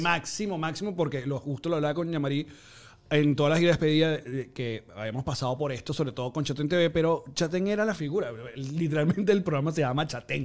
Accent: Margarita, Nueva Esparta, Venezuela; como fui criado en Margarita

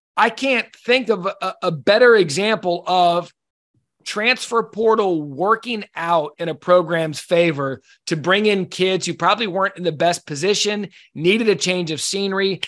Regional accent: Scottsdale, Arizona, United States; I grew up in Scottsdale

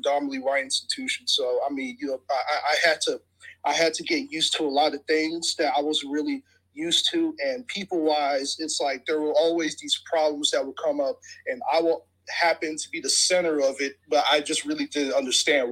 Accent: Houston, Texas, United States; moved away as an adult; also born or lived in Nebraska; I'm from Houston

